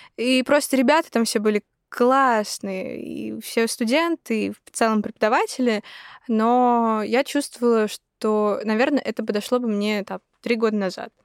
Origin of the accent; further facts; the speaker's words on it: Yekaterinburg, Sverdlovsk Oblast, Russia; now in Moscow, Russia; я из Екатеринбурга я уеду в Москву